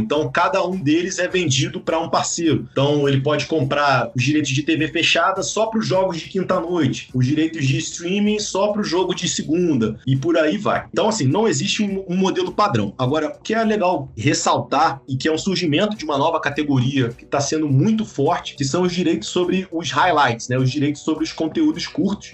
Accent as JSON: {"language": "Portuguese", "region": "Rio de Janeiro", "country": "Brazil", "said": "eu sou carioca"}